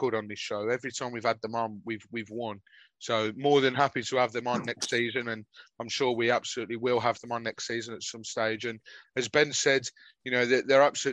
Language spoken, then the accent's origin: English; Birmingham, West Midlands, United Kingdom; I'm from Birmingham